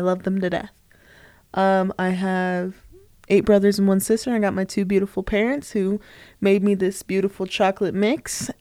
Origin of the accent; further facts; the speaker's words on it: Tempe, Arizona, United States; moved away as an adult; also born or lived in Flagstaff, Arizona; now in Utah, United States; I grew up in Tempe, Arizona, um, right by Arizona State University